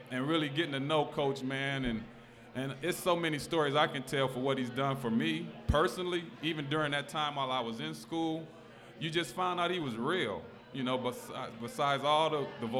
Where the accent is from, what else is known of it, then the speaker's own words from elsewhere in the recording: California, United States; moved away as an adult; also born or lived in Cincinnati, Ohio; I'm growing up from California